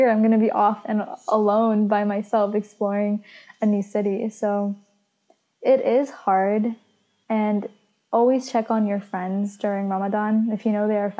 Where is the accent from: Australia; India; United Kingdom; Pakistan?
Pakistan; I'm Pakistani